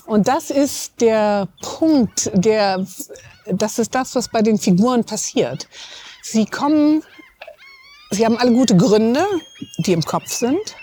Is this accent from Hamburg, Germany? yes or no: yes; Hamburg, Germany; außerdem bin ich Hamburgerin